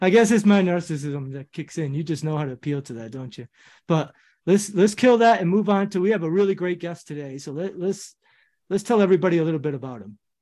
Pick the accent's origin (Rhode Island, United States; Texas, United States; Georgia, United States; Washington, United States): Rhode Island, United States; We're both Rhode Islanders